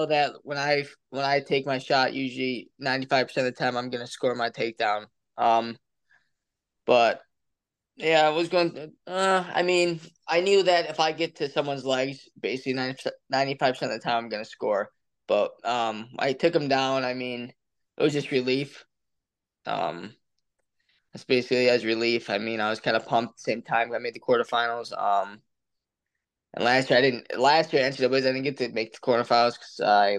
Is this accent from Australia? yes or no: no; Honeoye Falls, New York, United States; moved away as an adult; now in Lock Haven, United States; my hometown